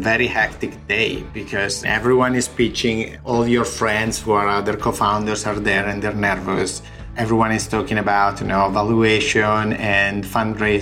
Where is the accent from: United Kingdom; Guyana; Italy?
Italy; accent: Italian; English is a second language; moved away as an adult; now in United States; I have, you know, my accent, I'm Italian